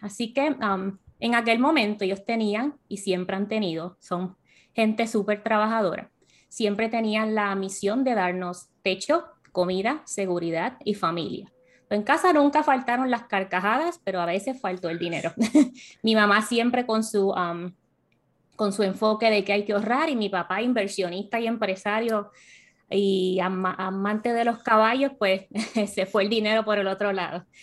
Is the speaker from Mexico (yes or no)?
no; Puerto Rico; moved away as an adult; also born or lived in Miami / North Carolina; now in United States; yo nací y crecí en Puerto Rico y a los 26 años se me dio la oportunidad de mudarme a Miami y luego a Carolina del Norte